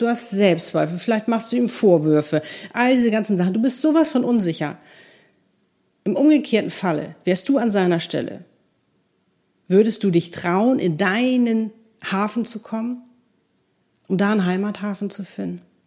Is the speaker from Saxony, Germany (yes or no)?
no; Hamburg, Germany; moved away as an adult; also born or lived in Cape Town; wir sind gleicher Jahrgang, in Hamburg groß geworden